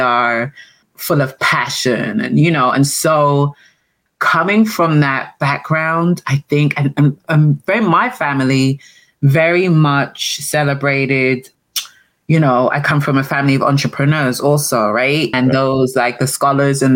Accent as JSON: {"language": "English", "region": "London", "country": "United Kingdom", "tie": "born or raised there", "also_born_or_lived": "Antigua", "moved": "as an adult", "lives_now": "Maryland, United States", "said": "I was raised in England. I was raised in London, but I'm from the Caribbean"}